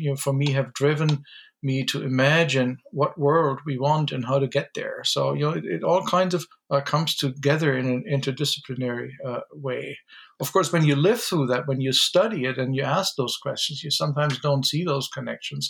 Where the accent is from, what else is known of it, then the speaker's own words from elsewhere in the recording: Germany; moved away; my background is German. I grew up in Germany